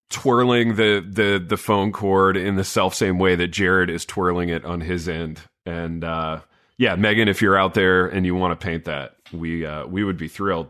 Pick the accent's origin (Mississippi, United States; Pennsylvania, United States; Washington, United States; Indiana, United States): Indiana, United States; Hartford City; when I was growing up in Hartford City, you know, this, this little, uh, blue-collar town in Indiana